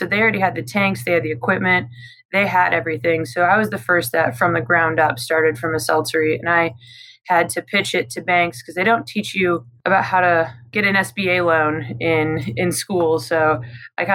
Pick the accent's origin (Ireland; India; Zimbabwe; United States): United States; Midwest; also born or lived in Denver, Colorado; now in Charlotte, United States; I grew up in a small Midwestern town